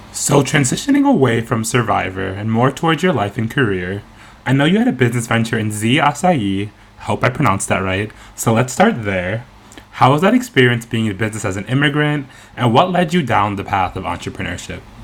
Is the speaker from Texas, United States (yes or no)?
no; New York, United States; now in Boston, United States; although I live in Boston now, I'm originally from New York